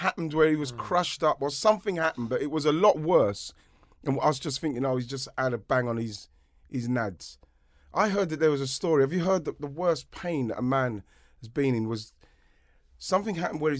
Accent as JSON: {"language": "English", "region": "England", "country": "United Kingdom", "lives_now": "France", "said": "because obviously in France, I'm English, they know."}